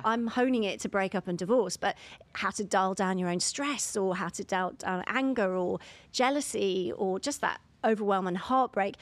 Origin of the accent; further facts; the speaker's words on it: London, United Kingdom; I'm from London